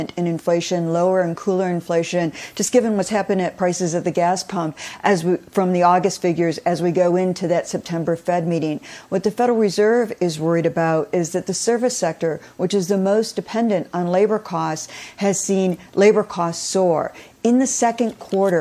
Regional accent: Detroit, Michigan, United States; I also remember the 70s growing up in Detroit

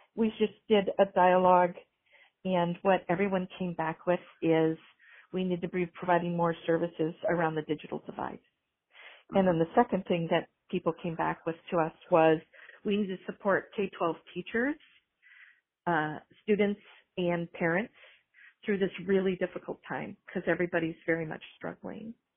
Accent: Minnesota, United States; moved away; I was raised in Minnesota and was a library director for 12 years in Minnesota

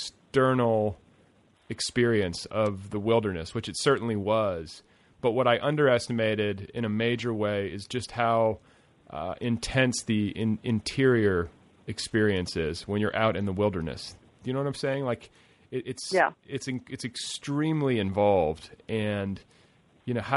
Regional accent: Indiana, United States; also born or lived in Milwaukee; I'm a kid from the Indiana suburbs and was born in Milwaukee

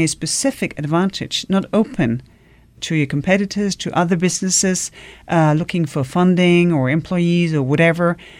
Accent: Denmark; I come from Denmark

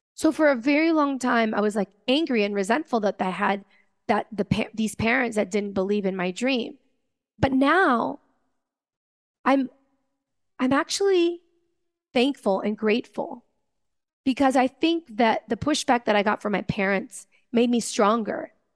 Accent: Venezuela; I come from Venezuela

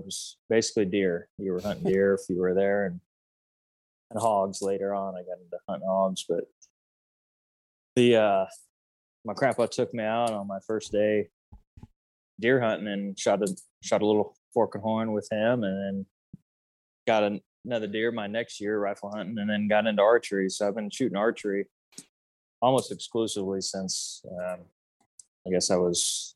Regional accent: northeast of Redding, northeastern California, United States; now in Boise area, Idaho, United States; I grew up in a small town in northeastern California, northeast of Redding, in a ranching community, farming community

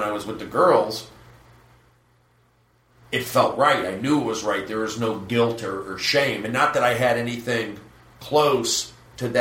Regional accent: Los Angeles, California, United States; I was raised in the Valley

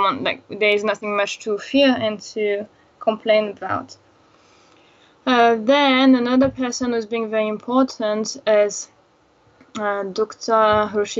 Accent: France; I am from France, so I was not going often to Madagascar

